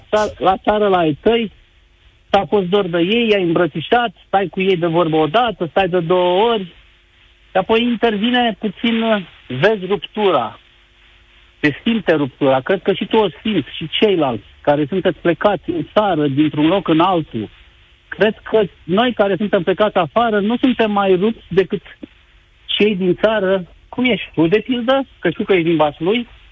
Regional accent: Romania; moved away as an adult; Aia mea e România

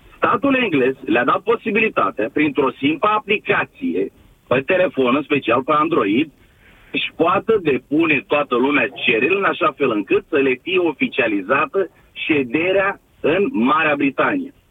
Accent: Romania; now in United Kingdom

